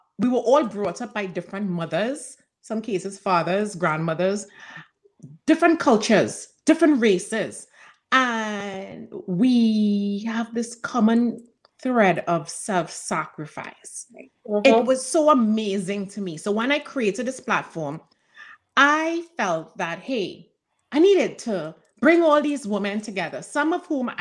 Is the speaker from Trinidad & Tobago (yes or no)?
yes; Trinidad & Tobago; moved away; growing up in Trinidad